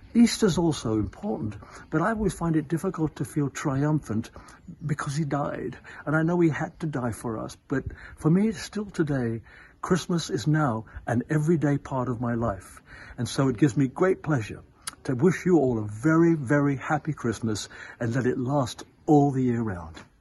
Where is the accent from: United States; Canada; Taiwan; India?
India; I was born in India